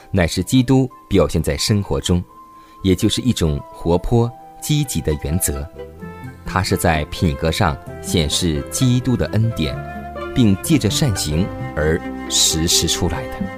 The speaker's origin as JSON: {"language": "Chinese", "country": "China", "said": "我们中国人"}